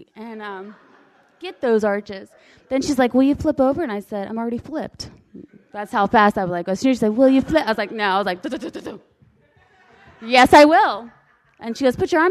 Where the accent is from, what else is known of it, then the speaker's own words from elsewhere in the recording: United States; I'm American